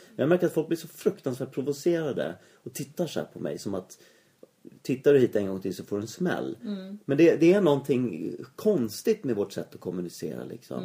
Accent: Sweden

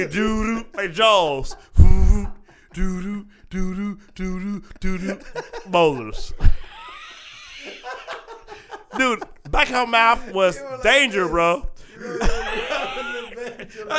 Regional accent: Atlanta, Georgia, United States; from Atlanta, where I'm from. I'm from South

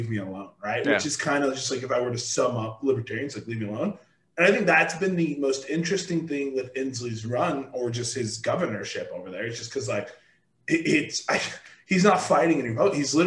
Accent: Washington, United States; moved away; even when I came from Washington

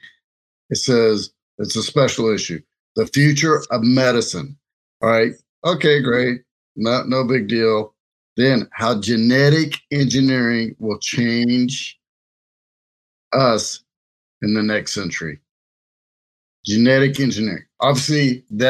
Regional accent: Louisiana, United States; now in Lincoln, Nebraska, United States; I grew up in Louisiana

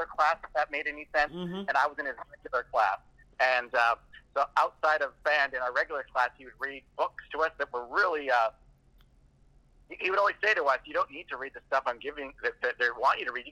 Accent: Vancouver, British Columbia, Canada; also born or lived in North Delta, British Columbia; now in Victoria, Canada; Well, I grew up all over the place in and around Vancouver. When I say around, I mean the suburbs of Vancouver, British Columbia.

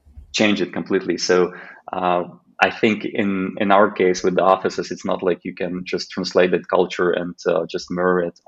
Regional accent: Khmelnytskyi, Khmelnytskyi Oblast, Ukraine; moved away as an adult; now in Slovakia; one single office in my hometown in Ukraine, which is called Khmelnytskyi

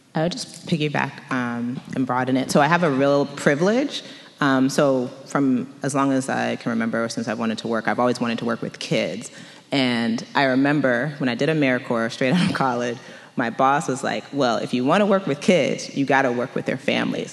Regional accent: Montgomery County, Maryland, United States; moved away as an adult; now in Washington, DC, United States; I grew up in Montgomery County, Maryland, which is about 45 minutes, depending on where you are in the, in the county from DC

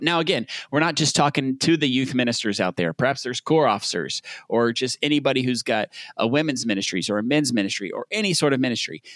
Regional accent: Southern United States, United States; accent: Southern; my Southern accent

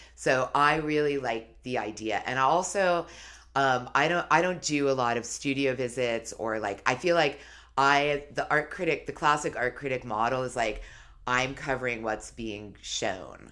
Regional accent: New York City, New York, United States; I grew up in New York City

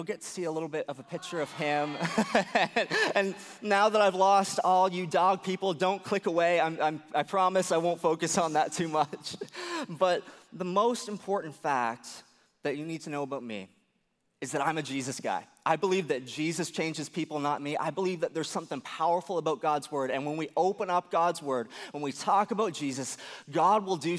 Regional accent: Atlantic Canada, Canada; moved away as an adult; also born or lived in United States; I grew up here in Atlanta, Canada

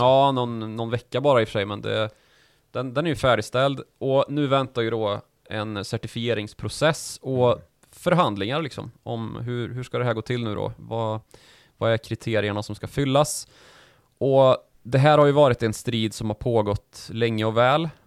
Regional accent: Sweden; vi svenskar

